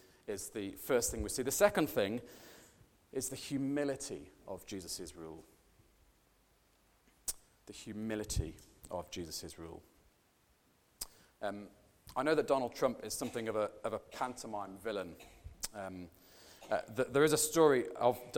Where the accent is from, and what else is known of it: United Kingdom